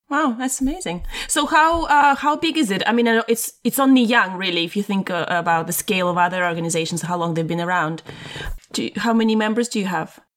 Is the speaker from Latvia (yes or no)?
yes; Latvia; moved away; when I was growing up in Latvia